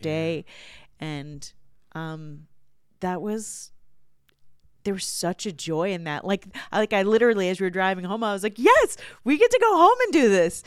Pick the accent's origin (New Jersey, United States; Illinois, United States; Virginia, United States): Virginia, United States; when I was growing up in Virginia, there was a, uh, the house I grew up in backed up against woods